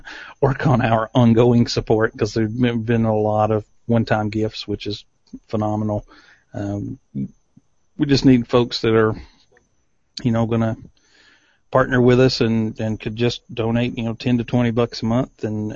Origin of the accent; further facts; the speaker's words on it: East Tennessee, United States; But I grew up in East Tennessee. There are no shots longer than 100 yards. There's hills and trees and everything.